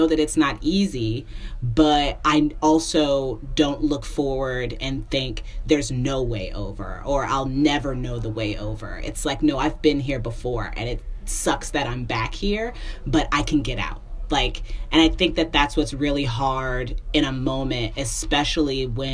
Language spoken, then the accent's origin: English; Indiana, United States; moved away as an adult; now in Brooklyn, United States; I moved from Indianapolis to New York. So now I'm in Brooklyn in this, you know, I mean, it's a good apartment, but listen, I'm born and raised Hoosier.